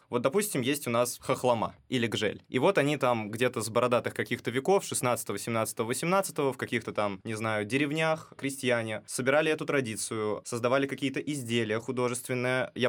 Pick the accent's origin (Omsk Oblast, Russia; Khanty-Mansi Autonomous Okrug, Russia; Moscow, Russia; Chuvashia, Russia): Chuvashia, Russia; И да, по национальности я чуваш, поэтому иногда мои вопросы будут касаться малой родины.